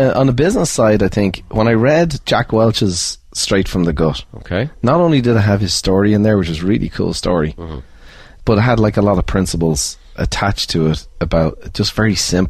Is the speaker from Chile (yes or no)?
no; Ireland; I never thought growing up in Ireland I'd meet a millionaire, never mind a billionaire.